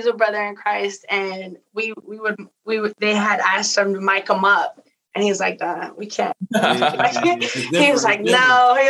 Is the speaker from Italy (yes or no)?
no; Mexico; now in United States; And then I got invited to go back to my hometown in Mexico, and we ran a camp.